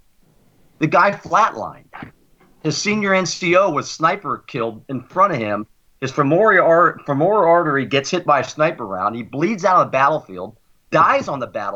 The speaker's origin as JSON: {"language": "English", "country": "United States", "said": "I'm an American through and through."}